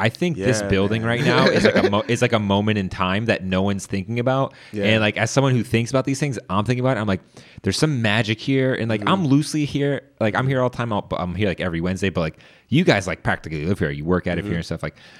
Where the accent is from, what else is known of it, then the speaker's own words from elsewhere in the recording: Woodbridge, Virginia, United States; I grew up in Woodbridge. Oh, wow. I graduated from Woodbridge High School.